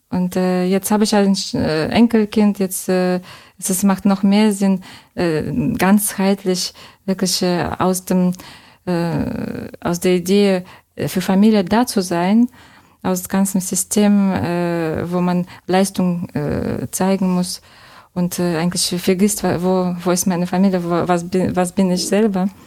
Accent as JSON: {"language": "German", "region": "Saint Petersburg", "country": "Russia", "tie": "born or raised there", "second_language": "German", "said": "Ich bin ähm, als Großstadtkind aufgewachsen in zauberhaften St. Petersburg. Und äh, äh, jetzt wohne ich in einer Laube."}